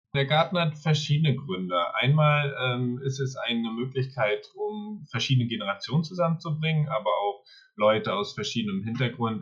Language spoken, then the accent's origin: German; Mecklenburg-Vorpommern, Germany; also born or lived in Berlin / Sweden; komme aus Mecklenburg-Vorpommern